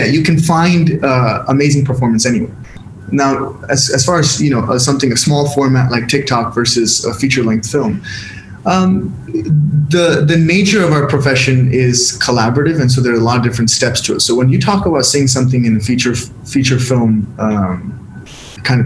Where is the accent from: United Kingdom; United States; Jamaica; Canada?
United States; San Diego, California; accent: American; moved away as an adult; now in India; my upbringing in San Diego, California.